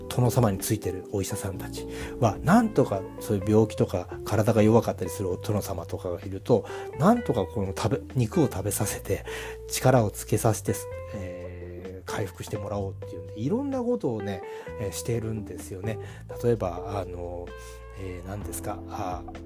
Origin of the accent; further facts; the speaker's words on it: Kanto, Japan; now in Kyoto, Japan; 関東人としては